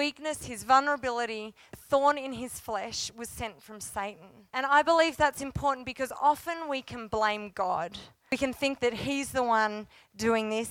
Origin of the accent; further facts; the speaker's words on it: Australia; also born or lived in Cooma, New South Wales; now in Canberra, Australia; as an Australian